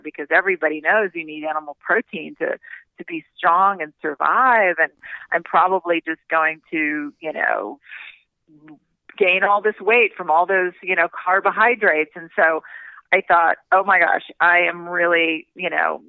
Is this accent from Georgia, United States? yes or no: yes; Doraville, Georgia, United States; when I was growing up in Doraville, Georgia